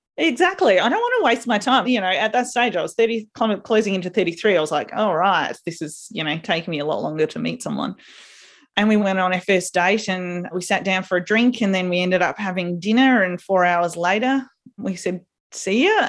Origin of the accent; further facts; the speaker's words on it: South Australia, Australia; a little country town in South Australia